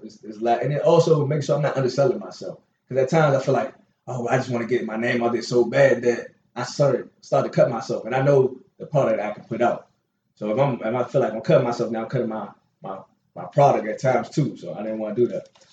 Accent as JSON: {"language": "English", "town": "Washington", "region": "District of Columbia", "country": "United States", "tie": "born or raised there", "said": "Born and raised in Northeast Washington D.C."}